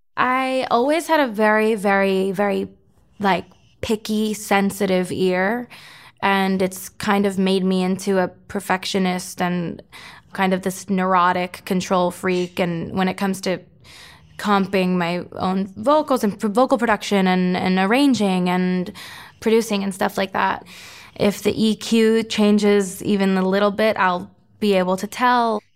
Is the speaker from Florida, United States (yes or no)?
yes; Florida, United States; my hometown, Florida's hockey team